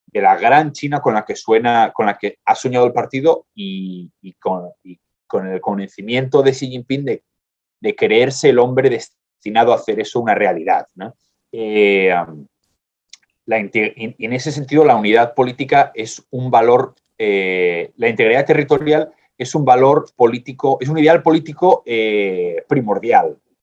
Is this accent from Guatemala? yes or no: no; Spain; soy español